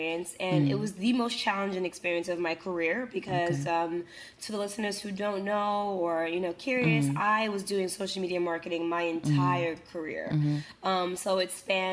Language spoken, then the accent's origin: English; Senegal; English is a second language; now in New York, United States; back home in Senegal